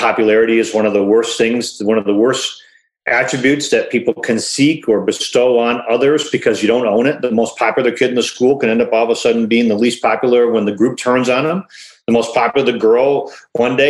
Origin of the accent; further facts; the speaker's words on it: Detroit, Michigan, United States; I was born in Detroit, and people have asked, you know, like, it wasn't Detroit like it is nowadays. It was different. I went to school at Detroit Public Schools. I lived in an amazing street growing up called Renfrew